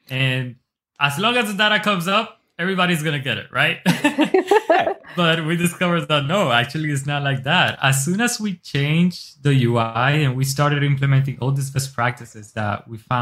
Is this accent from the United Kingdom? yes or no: no; Dominican Republic; also born or lived in Newark, New Jersey, United States; now in United States; originally from the Dominican Republic. I was born here in Newark, New Jersey, but I moved when I was like 6 years old to the R, and I was raised there with my family